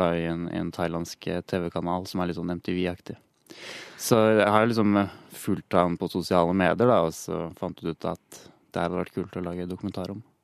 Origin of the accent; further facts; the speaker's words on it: Hønefoss, Buskerud, Norway; vi er begge fra Hønefoss, og vi gikk på barneskolen sammen.